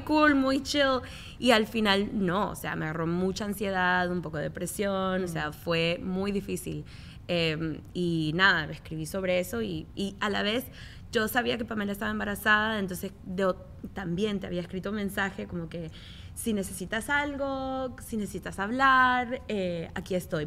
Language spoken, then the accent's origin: Spanish; Miami, Florida, United States; yo me crié aquí, yo nací aquí en Miami